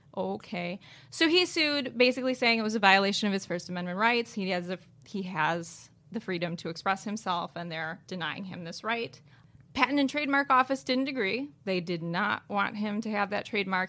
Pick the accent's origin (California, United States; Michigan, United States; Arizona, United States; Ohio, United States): Michigan, United States; Lansing; my home state of Michigan